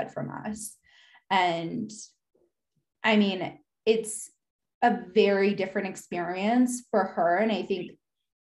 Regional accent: United States; now in Salt Lake City, United States; I grew up in the States

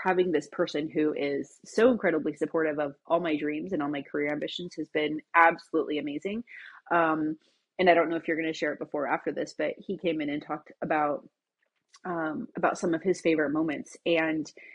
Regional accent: Bremerton, Washington, United States; I was born in Bremerton, Washington

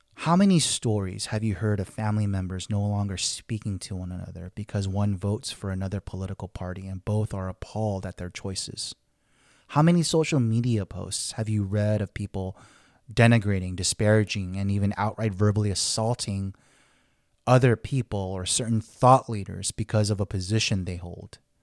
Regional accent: Los Angeles, California, United States; growing up in Koreatown, Los Angeles, I had Korean everything

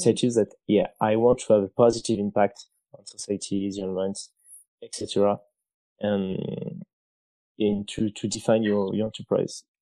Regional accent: France; moved away as an adult; also born or lived in China; I'm from France

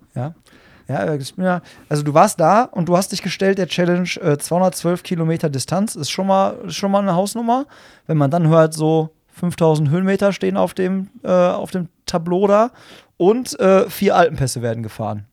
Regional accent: Hagen, North Rhine-Westphalia, Germany; so wie ich, aus Hagen

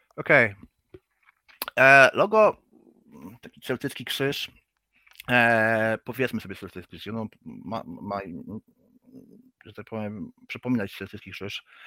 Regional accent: Gdynia, Pomeranian Voivodeship, Poland; also born or lived in Gdańsk; jestem z Gdyni, urodziłem się w Gdańsku, no ale wychowałem się w Gdyni

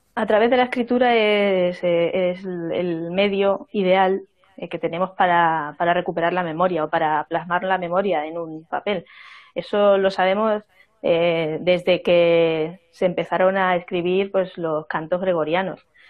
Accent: Extremadura, Spain; now in Zamora, Spain; Yo vengo de otra región, y soy extremeña

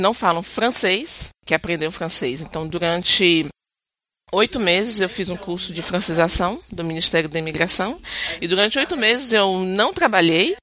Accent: Brazil; moved away as an adult; now in Quebec, Canada; eu volto pro meu país

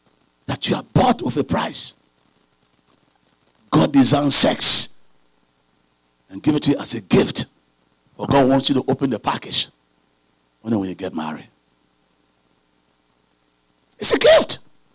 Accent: Liberia; moved away; I came from Liberia several years ago. I believe it was 1998. Yeah, I think it was 1998.

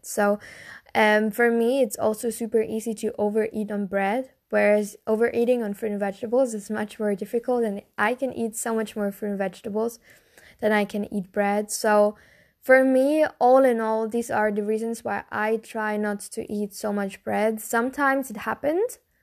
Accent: Germany; I'm from Germany

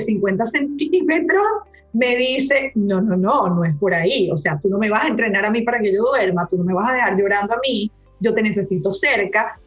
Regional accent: Caracas, Capital District, Venezuela; born or raised there; moved away as an adult; also born or lived in Maracaibo, Venezuela / Hungary / London / Paris; now in Dominican Republic

